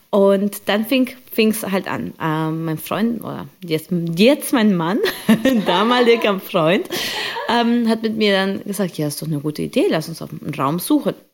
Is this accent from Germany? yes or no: no; Colombia; Ich komme ursprünglich aus Kolumbien und habe da Salsa und Bachata ähm, gelernt äh, aus meiner Kindheit und mit meinen Geschwistern.